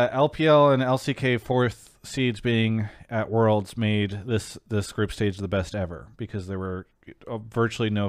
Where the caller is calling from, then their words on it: New York City, New York, United States; I'm calling from Brooklyn, New York.